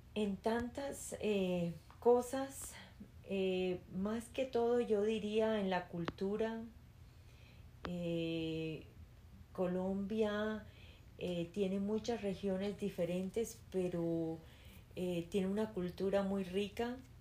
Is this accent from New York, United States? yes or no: yes; New York, United States; first language Spanish; crecí en Nueva York, en Queens